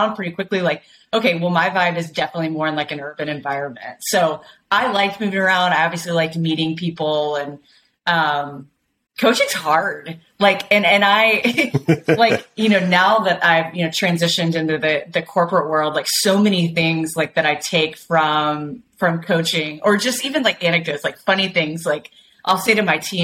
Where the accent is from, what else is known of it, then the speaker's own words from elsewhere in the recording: Nashville, Tennessee, United States; moved away as an adult; also born or lived in St. Louis / Cincinnati / Charlotte / Oklahoma; I grew up in Nashville